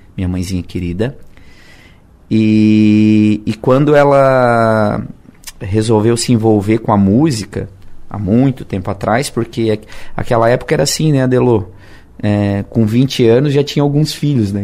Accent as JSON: {"language": "Portuguese", "town": "Siderópolis", "region": "Santa Catarina", "country": "Brazil", "tie": "born or raised there", "also_born_or_lived": "Criciúma", "moved": "as an adult", "said": "eu só nasci aqui, mas eu, meus pais sempre foram de Siderópolis. E morei em Siderópolis até quatro anos atrás"}